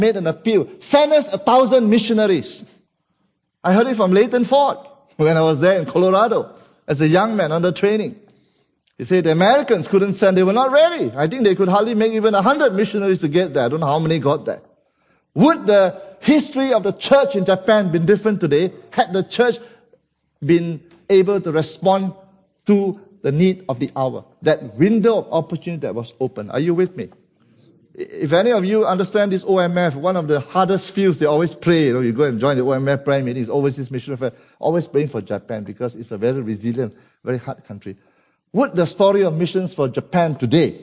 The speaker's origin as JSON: {"language": "English", "country": "Malaysia", "said": "As a Malaysian"}